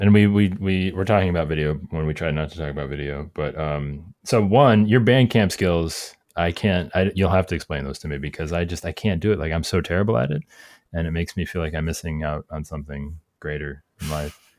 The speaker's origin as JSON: {"language": "English", "town": "Cleveland", "region": "Ohio", "country": "United States", "tie": "born or raised there", "said": "my hometown"}